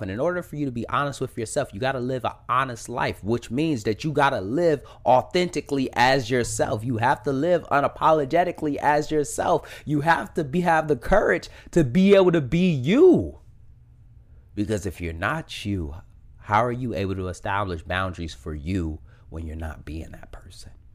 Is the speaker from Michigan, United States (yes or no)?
yes; Detroit, Michigan, United States; born and raised in Detroit, Michigan, born and raised